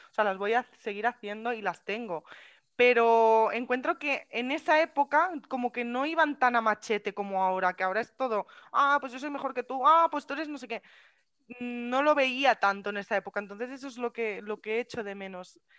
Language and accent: Spanish; Catalonia, Spain; soy catalana, catalana y española